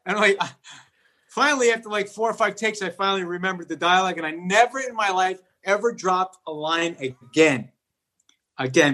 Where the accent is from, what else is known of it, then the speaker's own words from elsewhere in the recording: New York City, New York, United States; also born or lived in Bronx, New York; I grew up in Whitestone, but I would go over the bridge. I went to school in the Bronx